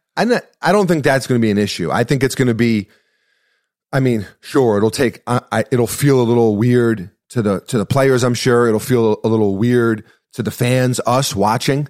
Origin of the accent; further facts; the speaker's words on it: United States; as an American